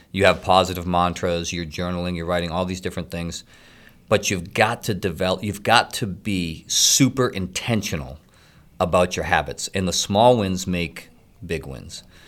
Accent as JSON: {"language": "English", "town": "Middleton", "region": "Massachusetts", "country": "United States", "tie": "born or raised there", "said": "I grew up in Middleton, small town on the North Shore."}